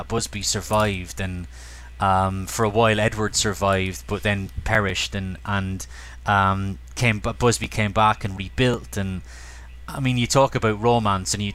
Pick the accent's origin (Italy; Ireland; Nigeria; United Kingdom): Ireland; Cork, Munster; as a kid in my living room in Cork, growing up in Ireland.